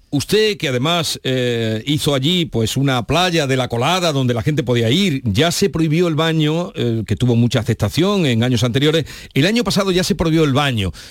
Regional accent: Jaén, Andalusia, Spain; No, yo soy de Jaén.

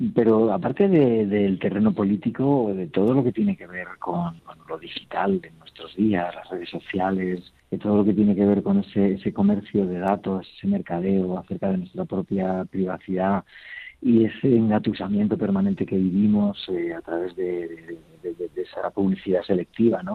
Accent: Logroño, La Rioja, Spain; moved away; en mi tierra, ¿no? donde nací, en Logroño. Y bueno, allí hay tantas, hay otras connotaciones ya familiares y bueno, la referencia desde que era niño

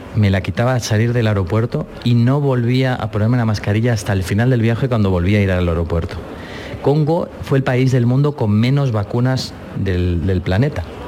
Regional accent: Barcelona, Catalonia, Spain; yo de Barcelona

